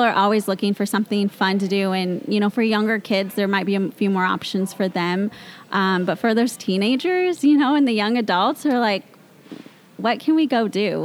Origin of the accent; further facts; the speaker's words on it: Mount Vernon, Washington, United States; I grew up in the Mount Vernon area, nice. born and raised. I've always lived there